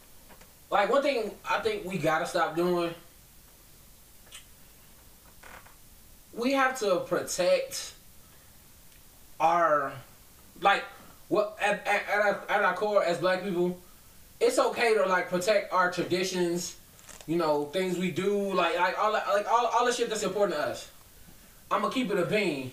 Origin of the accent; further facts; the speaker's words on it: Boston, Massachusetts, United States; I'm from Boston.